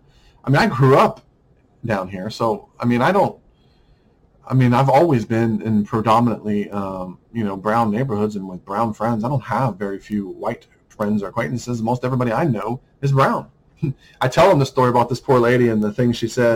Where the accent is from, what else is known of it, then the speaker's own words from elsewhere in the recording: United States; I'm a white American